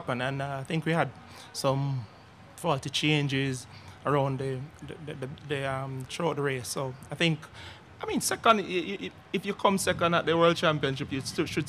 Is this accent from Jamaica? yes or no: yes; Jamaica; I'm from Jamaica.